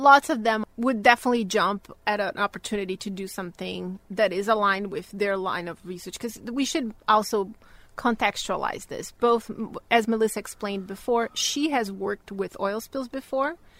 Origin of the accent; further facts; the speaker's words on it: Bahia, Brazil; moved away as an adult; So I'm originally from Brazil, born and raised in the northeast of Brazil, in a state called Bahia